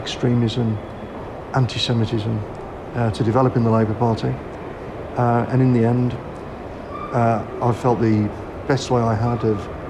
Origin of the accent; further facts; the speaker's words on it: Dudley, West Midlands, United Kingdom; I grew up in Dudley